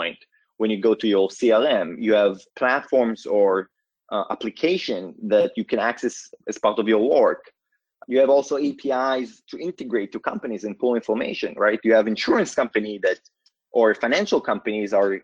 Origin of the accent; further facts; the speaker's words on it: Israel; moved away as an adult; now in Palo Alto, United States; I was born and raised in Israel, currently based out of Palo Alto, California